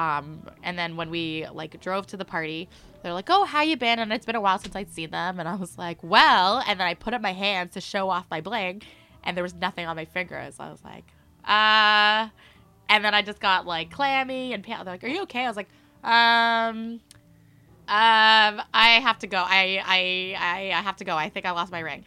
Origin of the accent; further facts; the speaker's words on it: Mississauga, Ontario, Canada; also born or lived in Philippines; now in Toronto, Canada; I grew up in Mississauga